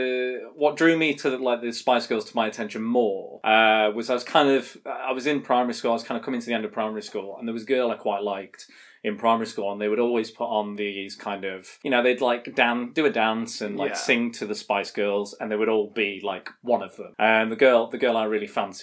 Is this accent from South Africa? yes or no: no; Blackpool, North West England, United Kingdom; I'm from Blackpool